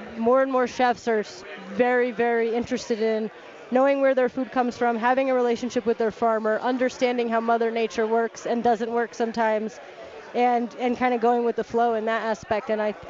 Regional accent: New Jersey, United States; I'm from New Jersey.

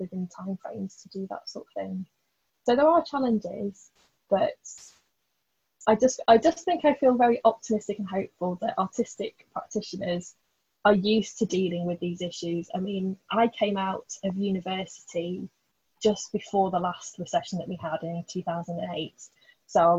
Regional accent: Blackpool, North West England, United Kingdom; I grew up in Blackpool

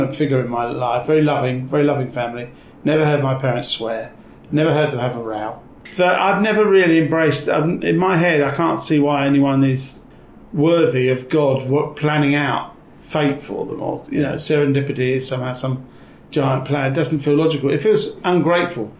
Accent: Gants Hill, East of England, United Kingdom; I was born doesn't matter, but I was brought up in Essex, in Gants Hill

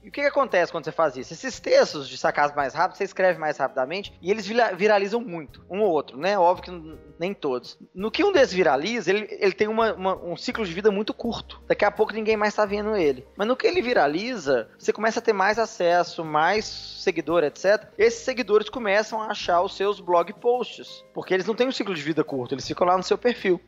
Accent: Belo Horizonte, Minas Gerais, Brazil; eu sou mineiro, né? Eu sou de Belo Horizonte

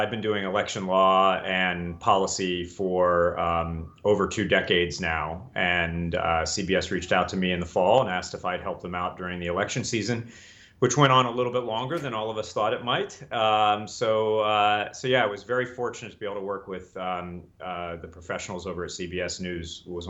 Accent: Colorado, United States; also born or lived in Delaware; I went to elementary school in Delaware. I went to high school in Colorado. I went to college and law school in Northern California.

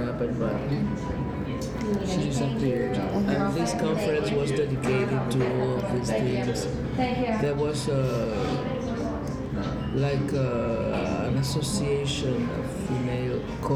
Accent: Havana, Cuba; I'm a Cuban, I was born in Havana, I was born and raised.

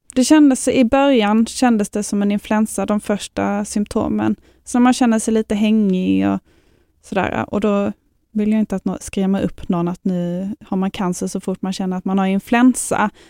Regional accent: Lund, Skåne, Sweden; Jag bor här i Lund och jag är från Lund

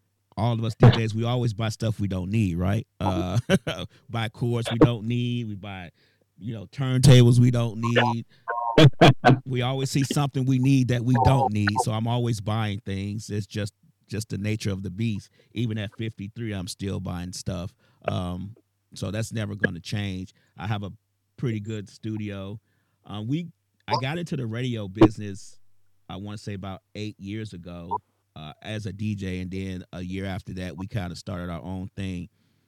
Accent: Chicago, Illinois, United States; As far as myself, I'm originally from Chicago. I started DJing in 83.

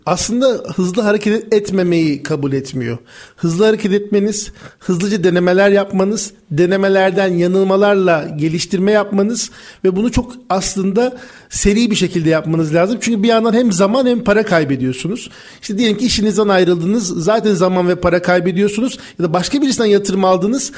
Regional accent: Ankara, Turkey; 1986 Ankara doğumluyum.

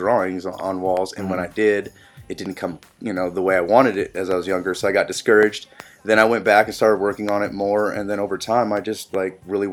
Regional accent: San Jose, California, United States; moved away as an adult; also born or lived in La Selva Beach, California; now in Athens, Ohio, United States; I was born in La Selva Beach, which is like right next to Santa Cruz. My dad delivered me at home. They just smoked a joint, did it the real way. And then most of my life has been in like San Jose, Silicon Valley, San Francisco Bay Area.

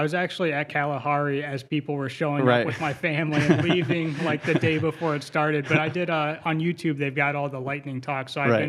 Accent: Bowling Green, Ohio, United States; now in Perrysburg, United States; I originally grew up in Bowling Green, but I've moved up to Perrysburg since.

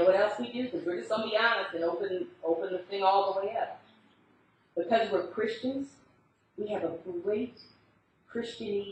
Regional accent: United States; accent: American; I'm the only American

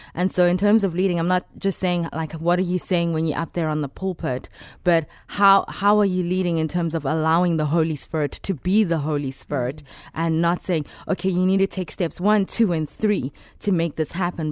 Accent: Johannesburg, Gauteng, South Africa; moved away as an adult; now in Chicago, United States; I'm from South Africa, born and raised in Johannesburg

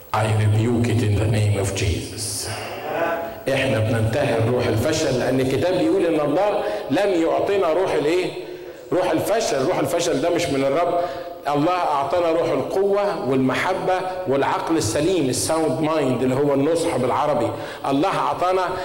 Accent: Egypt; عندنا في مصر

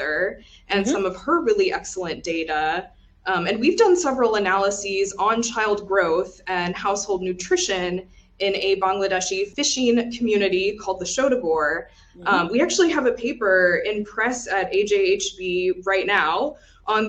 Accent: Texas, United States; I grew up in Texas

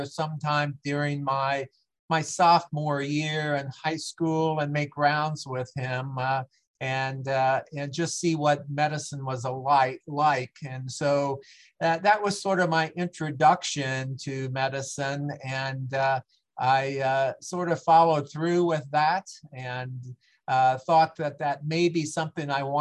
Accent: Aurora, Illinois, United States; moved away as an adult; also born or lived in Centralia, Illinois / Clinton, Illinois; moved into Aurora, Illinois in 1957, and basically grew up there, which is about 40 miles west of Chicago.

